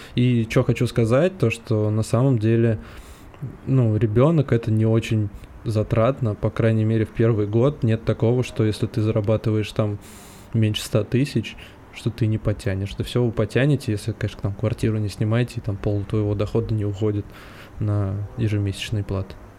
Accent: Moscow, Russia; мы москвичи

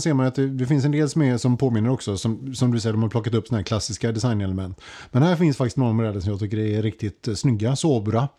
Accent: Sweden

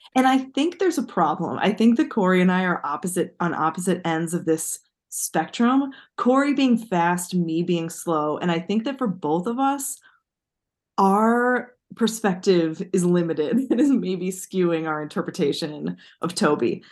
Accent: United States; as an American

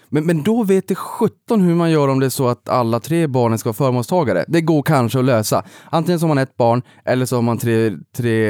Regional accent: Boden, Norrbotten County, Sweden; kommer jag från Boden

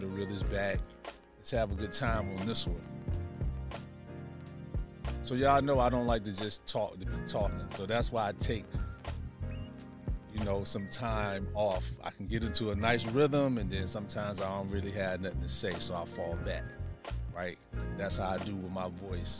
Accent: Tuscaloosa, Alabama, United States; accent: southern

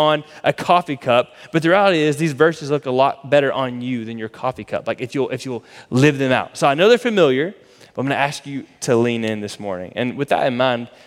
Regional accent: Florida, United States; now in Texas, United States; we grew up in Florida

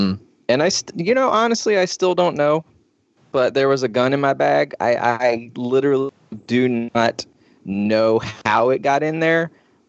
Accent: Georgia, United States; I'm from Georgia. That's the first thing you should know.

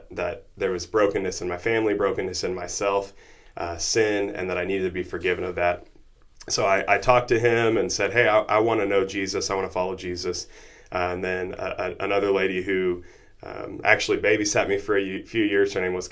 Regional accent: Noble, Oklahoma, United States; I grew up in Noble, Oklahoma, not too far from here.

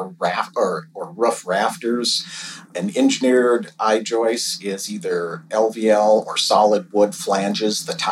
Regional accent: Minneapolis, Minnesota, United States; also born or lived in northern Wisconsin; born and raised in Minneapolis

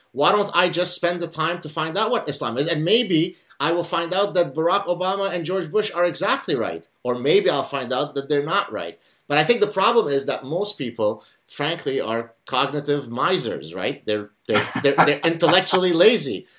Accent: Lebanon; first language Arabic; English is a second language; now in Canada; I grew up in Lebanon

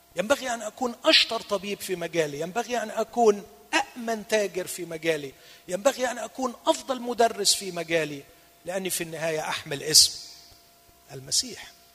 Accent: Egypt; هنا عندنا في مصر

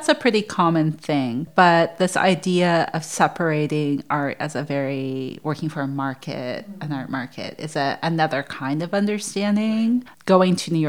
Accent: Canada; moved away as an adult; also born or lived in Brooklyn, United States; growing up in Canada

